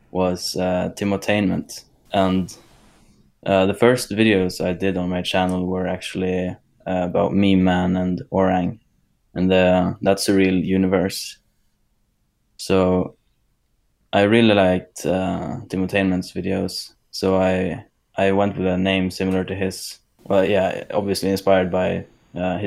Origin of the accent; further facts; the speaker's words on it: Sweden; born and raised in Sweden